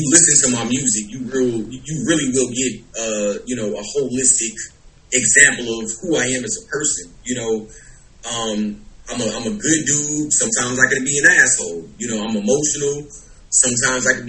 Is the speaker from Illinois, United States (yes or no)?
yes; Chicago, Illinois, United States; now in Los Angeles, United States; born and raised in Chicago, as you know, been doing this rap thing since I can remember